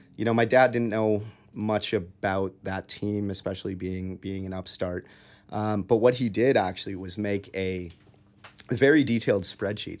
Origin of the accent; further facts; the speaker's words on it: Eagan, Minnesota, United States; moved away as an adult; now in Hong Kong; growing up in Minnesota